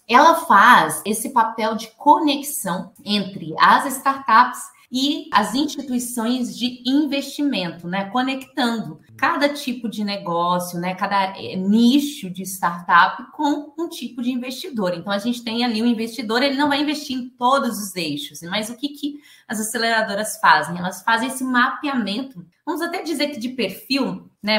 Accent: Rondonópolis, Mato Grosso, Brazil; now in Florianópolis, Brazil; Sou nascida lá em Rondonópolis, no Mato Grosso, mas resido já tem 10 anos aqui

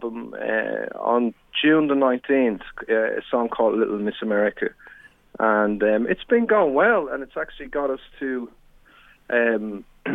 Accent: Dublin, Leinster, Ireland; moved away as an adult; now in Australia; I came over here from Ireland, originally from Dublin. I came over here 22 years ago for a one-year working

